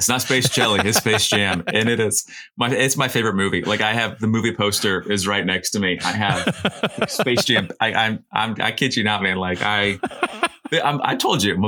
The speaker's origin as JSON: {"language": "English", "town": "Orlando", "region": "Florida", "country": "United States", "moved": "yes", "lives_now": "Nashville, United States", "said": "I'm a Southern kind of guy. I mean, I'm from Orlando"}